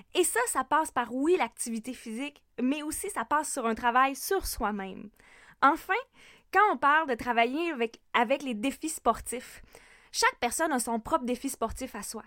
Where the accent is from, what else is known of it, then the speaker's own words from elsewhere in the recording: Lac Saint-Jean, Quebec, Canada; also born or lived in Sherbrooke, Canada / Montreal, Canada; je suis une femme du lac Saint-Jean.